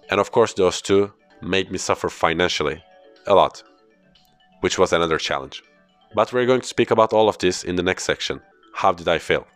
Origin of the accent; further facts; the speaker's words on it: Istanbul, Turkey; first language Turkish; English is a second language; also born or lived in Belgium; after coming back from Belgium to Istanbul, my hometown